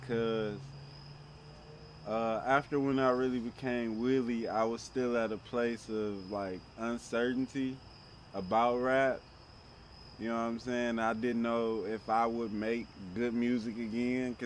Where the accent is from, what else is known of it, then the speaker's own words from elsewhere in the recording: Detroit, Michigan, United States; I'm the artist from Detroit